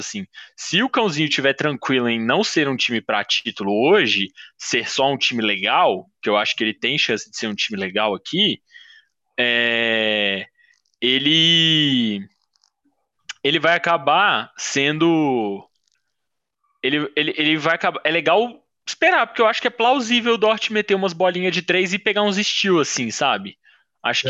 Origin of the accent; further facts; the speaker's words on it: Belo Horizonte, Minas Gerais, Brazil; eu sou de BH